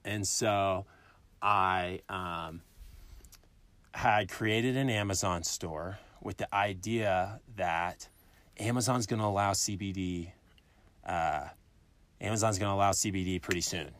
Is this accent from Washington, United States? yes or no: no; Illinois, United States; moved away as an adult; also born or lived in Alabama; now in Colorado, United States; I'm from Illinois, literally middle of nowhere. Grew up on a corn farm